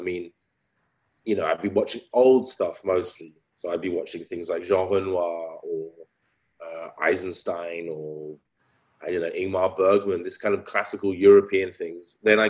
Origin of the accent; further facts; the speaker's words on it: England, United Kingdom; also born or lived in France; now in Berlin, Germany; I grew up in England, so I was unlucky enough to grow up in England in some respects, because especially in the countryside in England